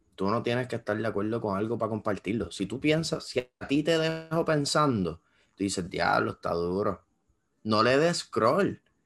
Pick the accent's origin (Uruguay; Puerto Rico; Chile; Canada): Puerto Rico; en Puerto Rico piensan que somos un país desarrollado